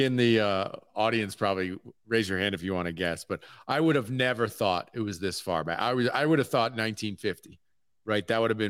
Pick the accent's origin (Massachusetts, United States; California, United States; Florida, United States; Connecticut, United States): Connecticut, United States; I grew up in Connecticut